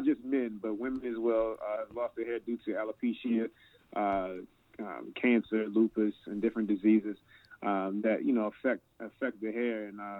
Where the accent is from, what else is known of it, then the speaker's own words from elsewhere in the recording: Annapolis, Maryland, United States; I grew up in Annapolis, out there, just a little past Bowie. You know, we the capital of Maryland. You know, everybody thinks it's Baltimore, but it's Annapolis, you know what I'm saying? But yeah, grew up in Annapolis pretty much all my life.